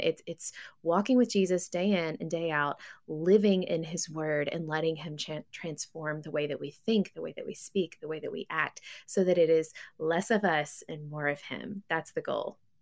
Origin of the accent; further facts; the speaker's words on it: West Tennessee, United States; now in Missouri, United States; I grew up in West Tennessee